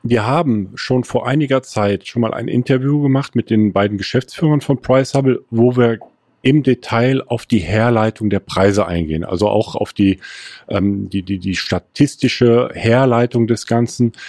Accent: Erftstadt, North Rhine-Westphalia, Germany; ich komme aus Erftstadt

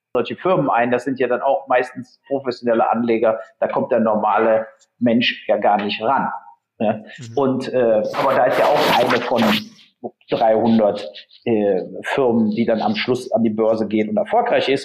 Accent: Germany; der Matthias und ich als Deutsche

